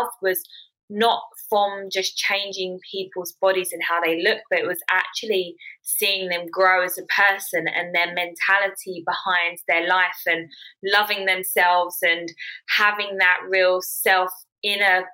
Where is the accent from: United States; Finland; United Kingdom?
United Kingdom; I'm 28 from London, Essex